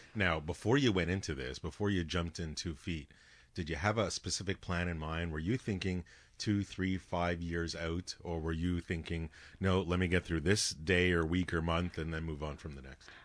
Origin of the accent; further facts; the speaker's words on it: Canada; as a Canadian taxpayer paying tax dollars